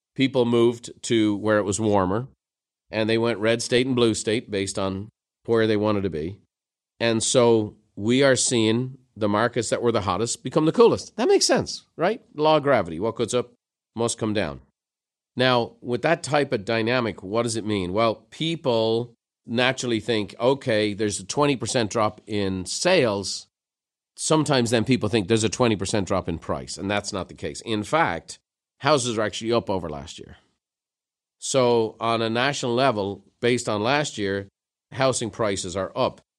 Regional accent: Dublin, Leinster, Ireland; moved away; growing up in Dublin

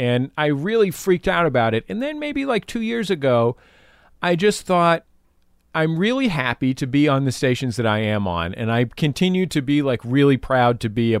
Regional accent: San Francisco, California, United States; I'm from San Francisco, right? And I very sincerely grew up in the inner city.

